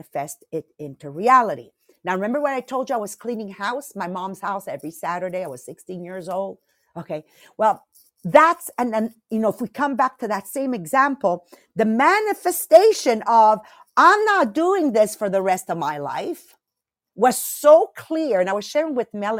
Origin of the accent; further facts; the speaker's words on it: Italy; moved away; I went to my village where I was born in Italy in 2019